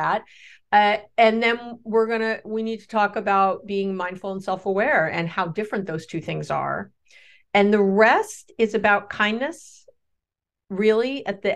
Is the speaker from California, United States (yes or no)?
no; New York City, New York, United States; I grew up in New York City